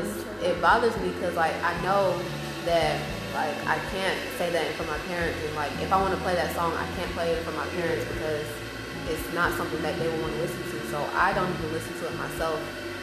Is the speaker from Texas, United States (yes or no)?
yes; Texas, United States; born there; I was born in Texas.